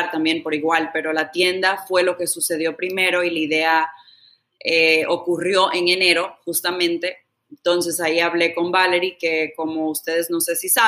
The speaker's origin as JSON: {"language": "Spanish", "town": "Providence", "region": "Rhode Island", "country": "United States", "tie": "born or raised there", "also_born_or_lived": "Tampa, Florida / Dominican Republic", "moved": "as an adult", "said": "Yo nací en Providence, Rhode Island. Eh, los padres míos son de República Dominicana."}